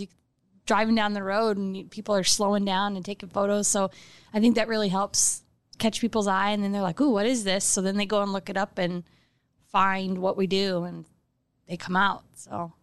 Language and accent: English; Omaha, Nebraska, United States; moved away as an adult; also born or lived in Las Vegas; I grew up here in Omaha